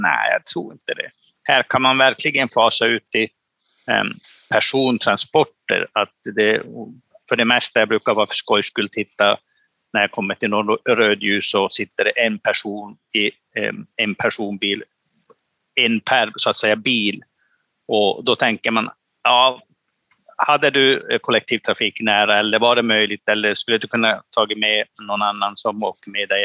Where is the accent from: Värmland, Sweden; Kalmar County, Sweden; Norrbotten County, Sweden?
Norrbotten County, Sweden; Pajala; i min hemkommun i Pajala